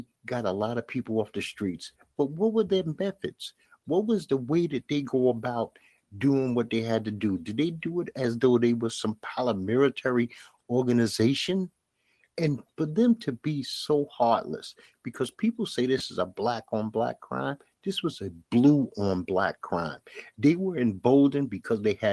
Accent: New York City, New York, United States; A lot of us black inner city people, and I'm from Bed-Stuy, Brooklyn

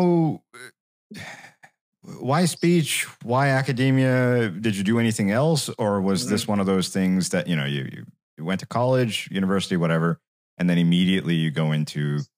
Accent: India; now in United States; when I was growing up in India

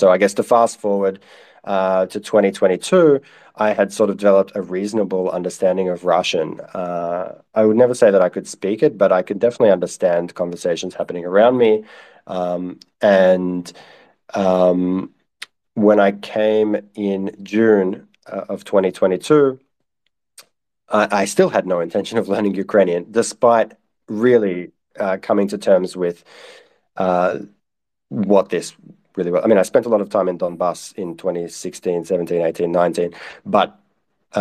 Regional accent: Australia; as an Australian

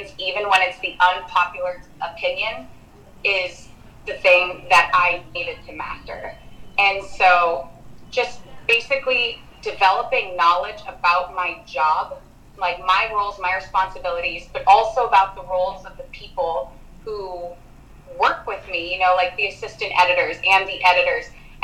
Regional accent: Danville, California, United States; I grew up in Danville

